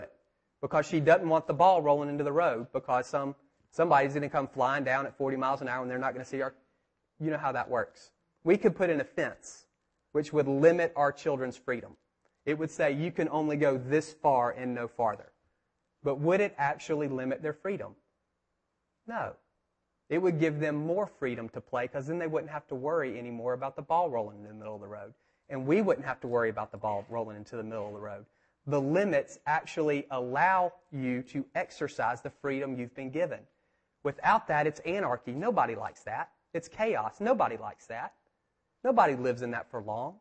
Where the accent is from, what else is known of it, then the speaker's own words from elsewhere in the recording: United States; I grew up over here in Park Manor off of Kennesaw Avenue by the mountain